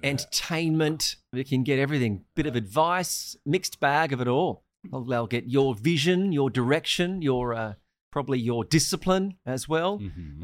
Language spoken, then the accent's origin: English; Australia; moved away; also born or lived in Sri Lanka; I'm Australian